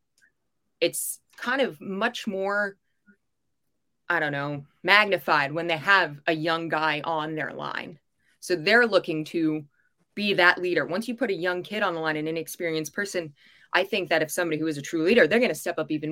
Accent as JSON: {"language": "English", "country": "United States", "said": "I'm an American 100% all the way"}